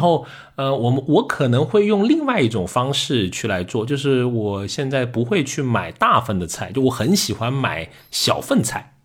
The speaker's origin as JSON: {"language": "Chinese", "town": "Liuzhou", "region": "Guangxi", "country": "China", "accent": "Liuzhou dialect", "moved": "yes", "said": "我们就开始说柳州话在点餐"}